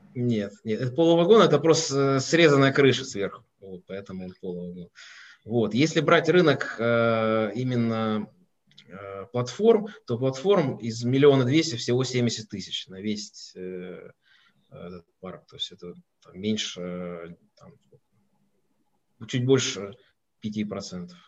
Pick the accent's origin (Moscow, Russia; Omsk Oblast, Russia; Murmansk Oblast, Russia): Moscow, Russia; Я из Москвы, не из Петербурга